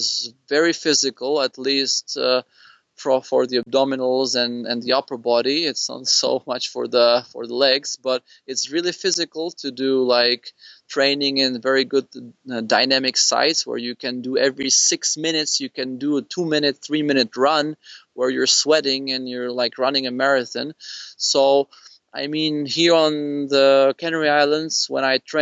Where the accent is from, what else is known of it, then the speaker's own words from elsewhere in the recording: Prague, Czechia; I grew up in Prague